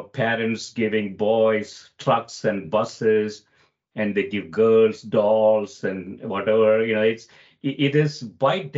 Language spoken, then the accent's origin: English; India; moved away; I grew up in India